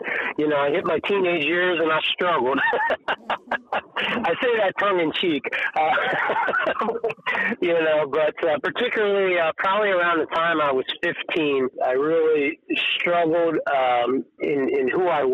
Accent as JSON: {"language": "English", "town": "York", "region": "Pennsylvania", "country": "United States", "tie": "born or raised there", "moved": "as an adult", "lives_now": "Buena Vista, United States", "said": "But I grew up, I was born and raised in York. Was there until a year and a half ago when we moved to Virginia."}